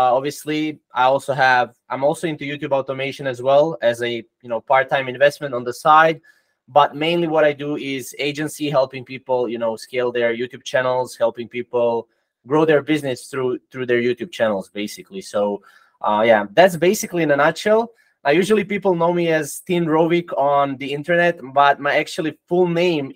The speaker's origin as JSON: {"language": "English", "country": "Croatia", "second_language": "English", "said": "I'm from Croatia, it's in Europe. So, you know, I'm not from USA"}